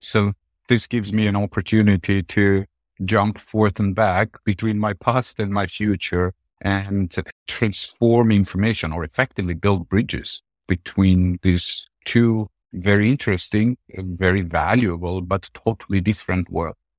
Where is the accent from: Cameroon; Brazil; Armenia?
Armenia; moved away; my home country